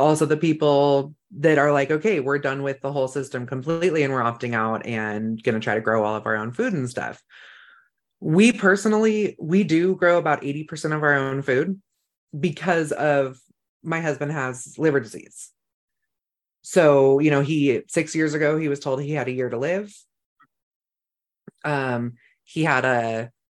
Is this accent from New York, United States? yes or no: no; Northern California, United States; also born or lived in La Pine, Oregon; now in Idaho, United States; I grew up in Northern California where we lived in the rivers